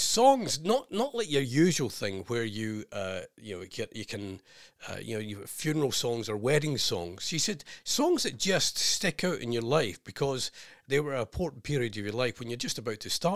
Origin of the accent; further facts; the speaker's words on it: Scotland, United Kingdom; being Scottish